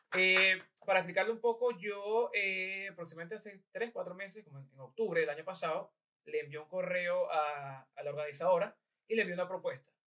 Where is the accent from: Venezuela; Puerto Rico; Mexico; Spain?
Venezuela; now in Ireland; yo era venezolano